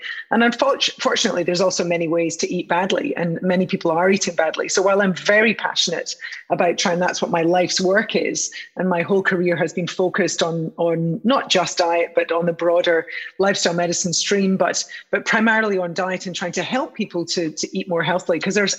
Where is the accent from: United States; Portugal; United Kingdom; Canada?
United Kingdom; which is so nice to be involved with you guys back in my home country, country of my birth